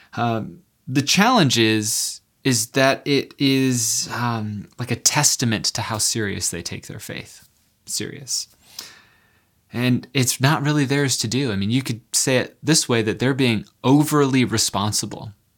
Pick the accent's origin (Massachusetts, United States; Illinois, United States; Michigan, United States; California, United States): California, United States; San Diego; I, I grew up in San Diego